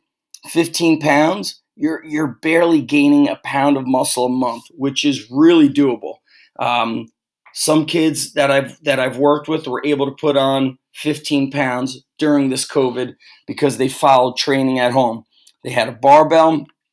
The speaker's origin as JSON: {"language": "English", "town": "Manasquan", "region": "New Jersey", "country": "United States", "tie": "born or raised there", "said": "the Underground Strength Gym in Manasquan, which is my hometown"}